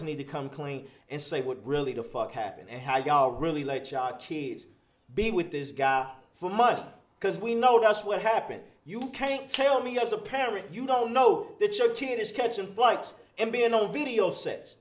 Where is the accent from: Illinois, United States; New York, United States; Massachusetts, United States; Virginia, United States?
Illinois, United States; Chicago; I'm from Chicago